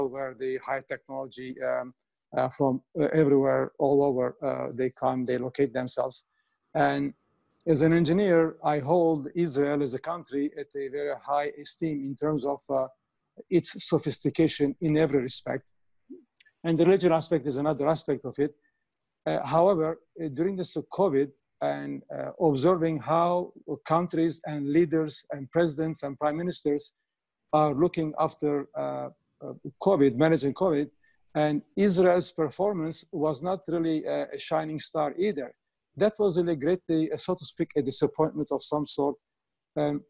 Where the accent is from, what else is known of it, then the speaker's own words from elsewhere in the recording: Canada; I'm Canadian, so I know the Canadian government and our provincial authorities.